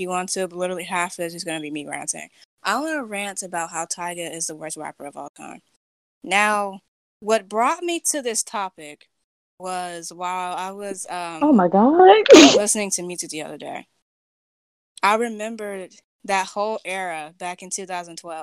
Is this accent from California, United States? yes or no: yes; California, United States; I'm from California. I live in California